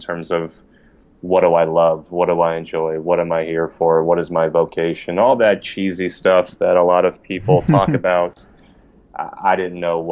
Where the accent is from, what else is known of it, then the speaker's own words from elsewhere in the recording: Poway, California, United States; also born or lived in Los Angeles, United States; I'm from San Diego, okay. Raised in Poway